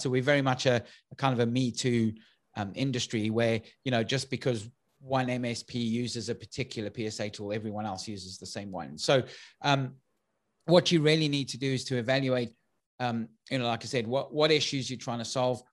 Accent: South Africa; now in United Kingdom; for those who've picked up my accent, I'm originally from South Africa, um, although I now live in the U K

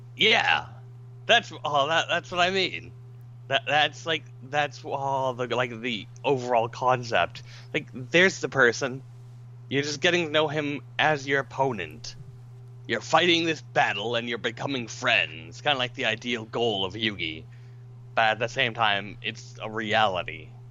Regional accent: Florida, United States; I grew up in Florida

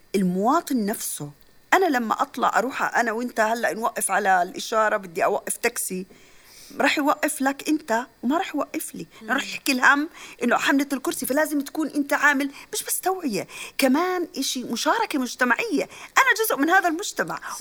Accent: Jordan; عندنا بعمان

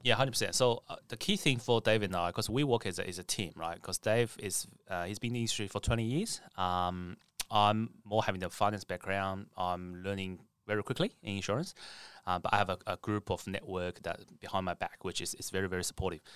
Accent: China; now in Australia; I'm from China originally

